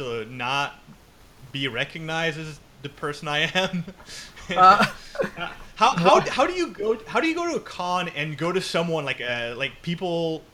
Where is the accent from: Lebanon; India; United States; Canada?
Canada; I'm French Canadian